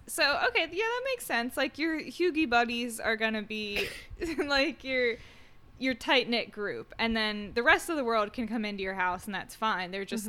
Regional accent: United States; I'm an American

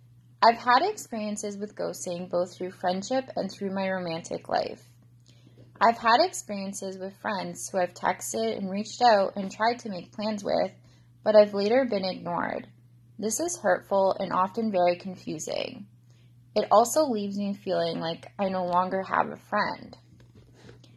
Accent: Canada; I'm from Canada

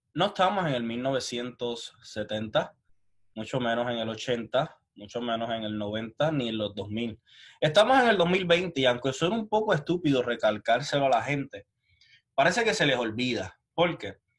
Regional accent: Puerto Rico; yo soy de Puerto Rico.

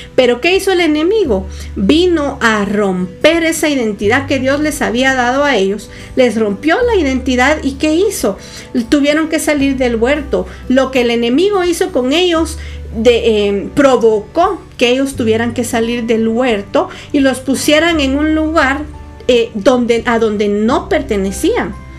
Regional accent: Guatemala; Yo soy guatemalteca

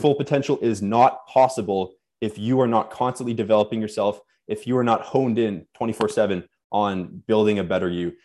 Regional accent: Winnipeg, Manitoba, Canada; born or raised there; also born or lived in Nova Scotia, Canada

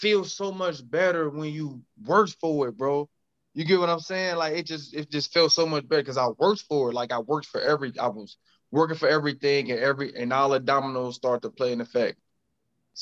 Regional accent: Cincinnati, Ohio, United States; I'm from the English Woods

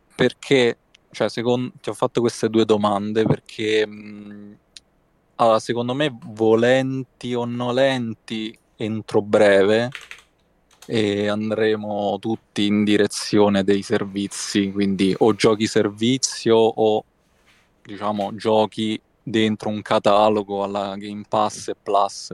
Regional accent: Rome, Lazio, Italy; vengo da Roma, immagino lo, lo sentirai.

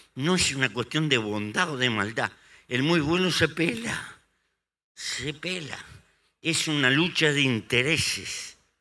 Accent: Uruguay; en el Uruguay nos pasó eso

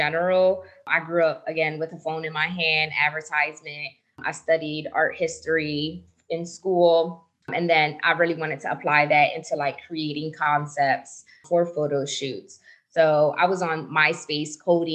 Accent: New Jersey, United States; now in Las Vegas, United States; I'm based out of Las Vegas, Nevada, but I'm originally from New Jersey in the States.

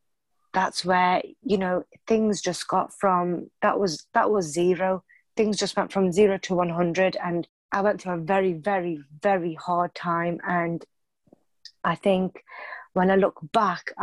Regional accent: United Kingdom; born or raised there

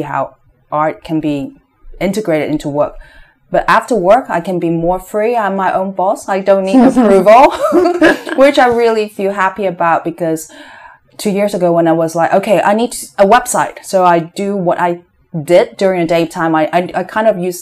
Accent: Hong Kong; moved away as an adult; also born or lived in San Francisco, United States / Boston, United States; I was born and raised in Hong Kong, but I spent some years in the States studying

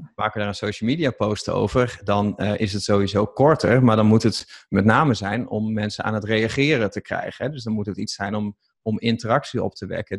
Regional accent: East Groningen, Netherlands; ik kom uit Oost-Groningen

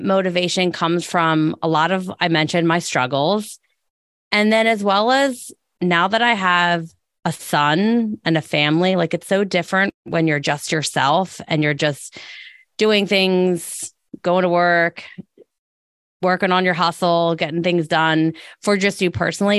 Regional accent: Delaware County, Pennsylvania, United States; also born or lived in Philadelphia; being from Delco and being back in Delco

